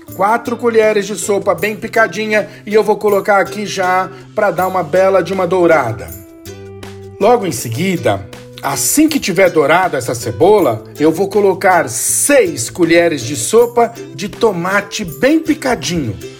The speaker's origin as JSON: {"language": "Portuguese", "region": "São Paulo", "country": "Brazil", "said": "eu sou aqui de São Paulo"}